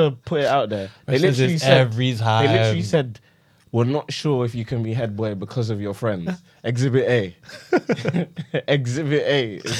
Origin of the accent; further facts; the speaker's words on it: London, United Kingdom; also born or lived in Woolwich; I've been lived in Oakham Road for my whole life.